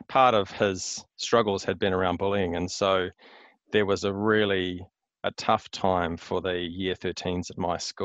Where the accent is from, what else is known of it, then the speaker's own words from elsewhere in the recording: Hamilton, Waikato, New Zealand; moved away as an adult; also born or lived in Wellington / Melbourne; now in Auckland, New Zealand; I was born in the mighty Waikato. So I grew up in Hamilton, schooling there, university there